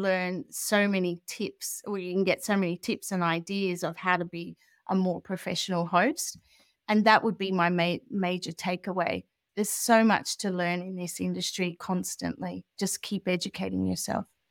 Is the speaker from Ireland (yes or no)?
no; Australia; moved away as an adult; also born or lived in Europe; now in United Kingdom; I'm Australian, but I'd been traveling around Europe for a long time with my family, and I moved to the U K